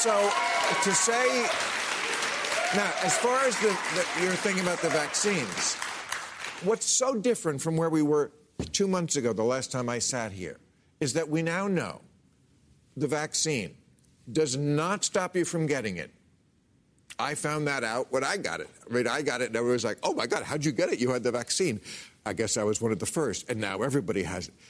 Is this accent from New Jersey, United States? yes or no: yes; New Jersey, United States; moved away; My home state of New Jersey